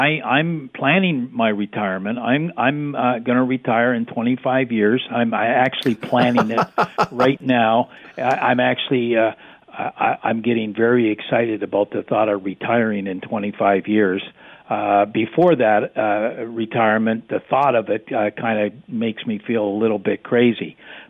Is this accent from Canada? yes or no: yes; Canada; we, of course, proudly say, we're Canadian.